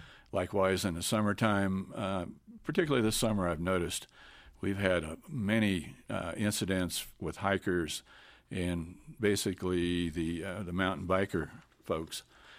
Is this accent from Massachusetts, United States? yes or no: no; Kansas, United States; I came from Kansas originally, and it's a completely different culture change here.